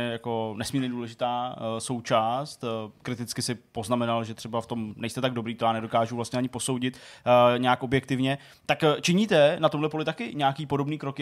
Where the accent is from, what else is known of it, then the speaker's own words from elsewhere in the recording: Hradec Králové, Hradec Králové Region, Czechia; moved away; jsem z Hradce Králové